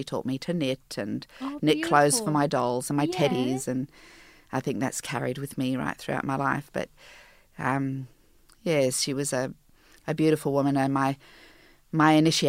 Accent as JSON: {"language": "English", "country": "Jersey", "tie": "born or raised there", "said": "Okay, so I was born in Jersey, the Channel Islands, and a small little town, and I was raised, my mother and I, after her divorce from my French father"}